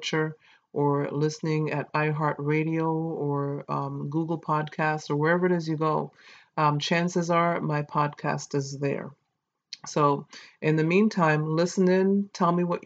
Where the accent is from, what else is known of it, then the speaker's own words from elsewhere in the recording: St. Kitts & Nevis; accent: Caribbean; I was born in St. Kitts